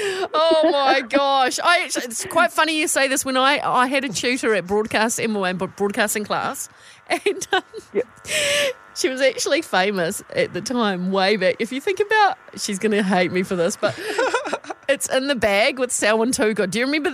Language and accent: English; New Plymouth, Taranaki, New Zealand; now in Auckland, New Zealand; when I grew up in New Plymouth.